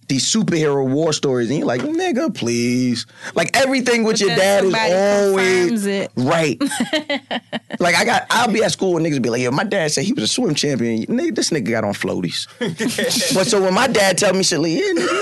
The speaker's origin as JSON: {"language": "English", "area": "Long Island", "region": "New York", "country": "United States", "tie": "born or raised there", "said": "I grew up on Long Island. I grew up on Long Island"}